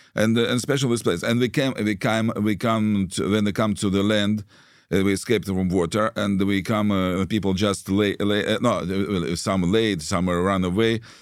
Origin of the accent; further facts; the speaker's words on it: Saint Petersburg, Russia; English is a second language; moved away as an adult; also born or lived in Israel; now in Kyiv, Ukraine; I was born in Russia. I was born in Leningrad. And at f-, first twenty years I lived there